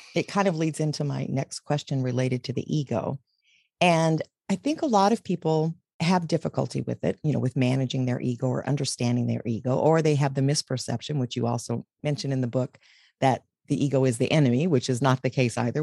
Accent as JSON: {"language": "English", "region": "Texas", "country": "United States", "tie": "born or raised there", "said": "I was raised in Texas"}